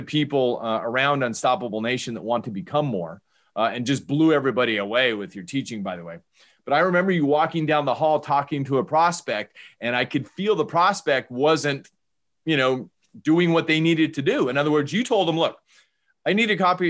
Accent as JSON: {"language": "English", "area": "Bay Area", "region": "California", "country": "United States", "tie": "born or raised there", "said": "I grew up in the Bay Area"}